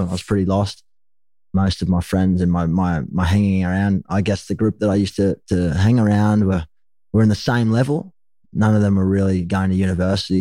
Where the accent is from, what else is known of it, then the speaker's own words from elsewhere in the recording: Gold Coast, Queensland, Australia; also born or lived in Sydney, New South Wales; Ended up heading north up to the Gold Coast where I was raised.